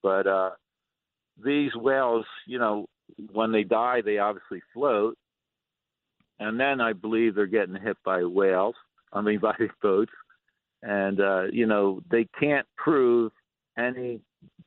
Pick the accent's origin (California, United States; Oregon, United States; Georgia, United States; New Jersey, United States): New Jersey, United States; Atlantic City; born and raised in Atlantic City